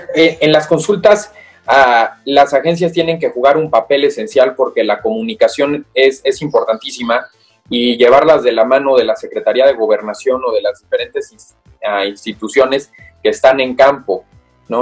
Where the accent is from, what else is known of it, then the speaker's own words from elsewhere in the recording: Mexico; soy mexicano